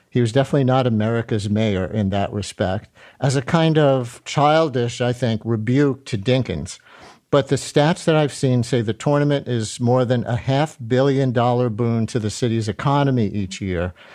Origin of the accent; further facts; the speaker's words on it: Queens, New York, United States; my parents were from the Bronx. Yankee fans my first games were going to Yankee Stadium, but I grew up in Queens, just a few miles from Shea Stadium, and so was going to Mets games as a kid all the time.